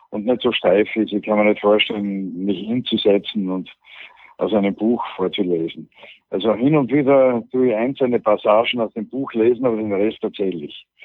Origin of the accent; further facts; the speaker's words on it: Austria; Und weil aber die Lage bei uns in Österreich so ist, dass äh, Leute wie ich auf